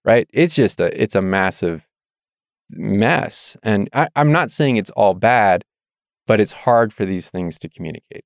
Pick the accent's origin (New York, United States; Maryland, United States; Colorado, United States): Maryland, United States; Annapolis; moved away as an adult; also born or lived in Virginia / Idaho; now in Moscow, Idaho, United States; I grew up in Maryland